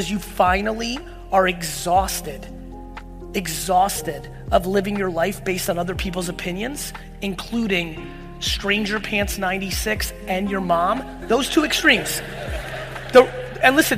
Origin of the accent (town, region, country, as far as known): Edison, New Jersey, United States; born or raised there; also born or lived in Soviet Union